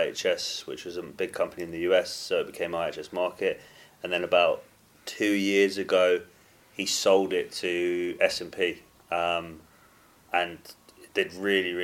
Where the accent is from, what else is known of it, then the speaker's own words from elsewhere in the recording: London, United Kingdom; also born or lived in Canada; I was born in Canada, actually.